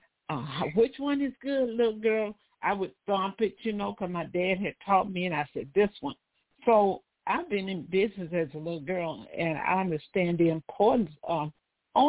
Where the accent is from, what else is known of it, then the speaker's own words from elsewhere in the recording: Mississippi, United States; now in Los Angeles, United States; I hail from South America, I tell people, better known as Mississippi. My father was a farmer